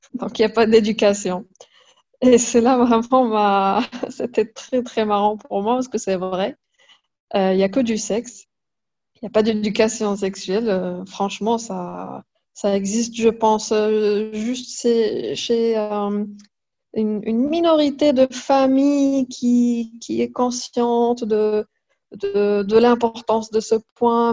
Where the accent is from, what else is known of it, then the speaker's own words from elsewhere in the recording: Fès, Fès-Meknès, Morocco; Je suis née au Maroc. J'ai passé toute ma vie au Maroc.